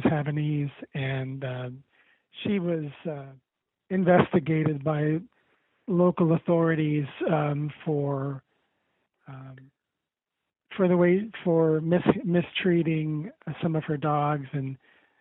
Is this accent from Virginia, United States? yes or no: no; Ohio, United States; moved away as an adult; also born or lived in Western Pennsylvania; now in Pittsburgh area, Pennsylvania, United States; I'm mostly from Ohio. I've lived in Ohio most of my life, but I'm now working for a newspaper in Western Pennsylvania near Pittsburgh